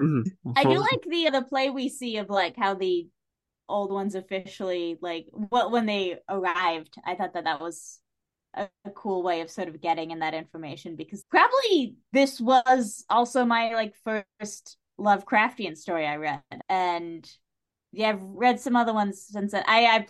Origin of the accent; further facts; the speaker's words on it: New England, United States; I'm from New England.